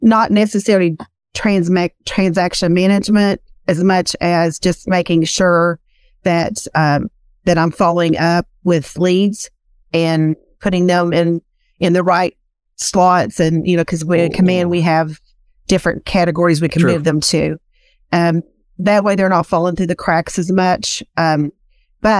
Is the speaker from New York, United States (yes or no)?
no; Eastern Kentucky, United States; accent: Southern drawl; I am from Eastern Kentucky, so I have a very Southern drawl. It's not as bad as it was, but it's still there